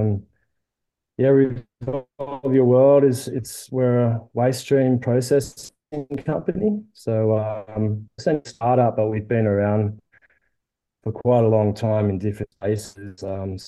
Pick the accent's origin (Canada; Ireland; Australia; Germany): Australia; Byron Bay, New South Wales; I grew up in Byron Bay in Byron Shire